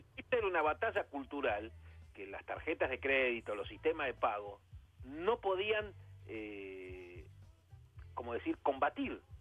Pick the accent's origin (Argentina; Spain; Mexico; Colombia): Argentina; como bien argentino